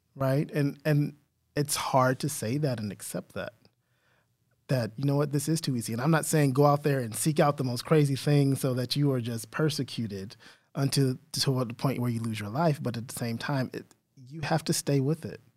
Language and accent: English; San Antonio, Texas, United States; that's my hometown